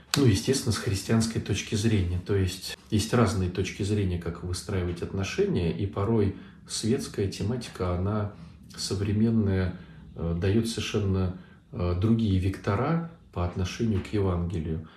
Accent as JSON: {"language": "Russian", "region": "Saint Petersburg", "country": "Russia", "said": "Я из Санкт-Петербурга"}